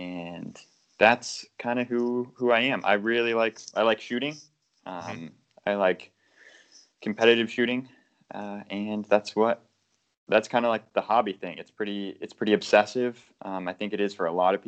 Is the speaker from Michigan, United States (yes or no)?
no; Maine, United States; also born or lived in Connecticut; I grew up here in Maine